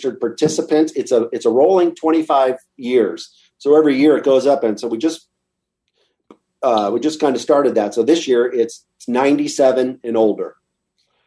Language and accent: English; California, United States; moved away as an adult; now in Texas, United States; I come from California. I didn't know anything but California my whole life. I'm 55